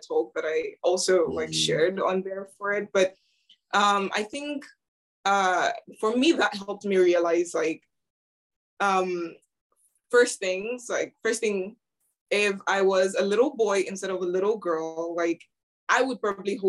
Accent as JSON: {"language": "English", "town": "Yaoundé", "region": "Centre", "country": "Cameroon", "tie": "born or raised there", "moved": "yes", "lives_now": "Cambridge, United Kingdom", "said": "I grew up in Cameroon, in Yaoundé to be precise."}